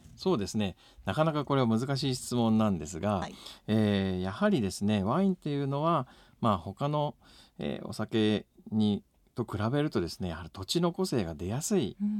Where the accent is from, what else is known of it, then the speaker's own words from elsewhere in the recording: Shizuoka, Japan; now in Hokkaido, Japan; 私は、まあ、出身は静岡なんですけれども